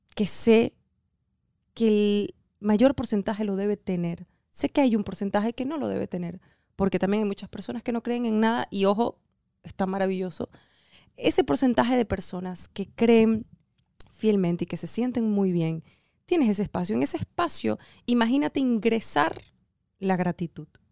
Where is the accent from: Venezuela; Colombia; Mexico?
Venezuela; now in United States; somos venezolanos en Estados Unidos